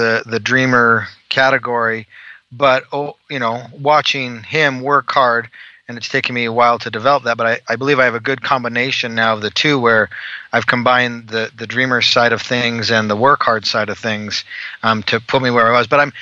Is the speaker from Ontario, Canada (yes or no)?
no; Calgary, Alberta, Canada; moved away as an adult; now in Utah, United States; I'm originally from Calgary, Alberta, Canada